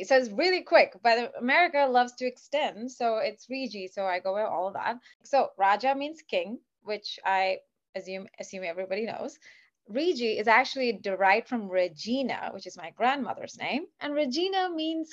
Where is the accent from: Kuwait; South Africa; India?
Kuwait; moved away as an adult; also born or lived in Dallas, Texas; now in Los Angeles, United States; I was born and raised in Kuwait, and I lived there for 26 years